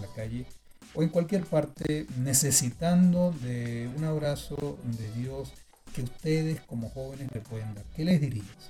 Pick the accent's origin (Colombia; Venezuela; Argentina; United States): Venezuela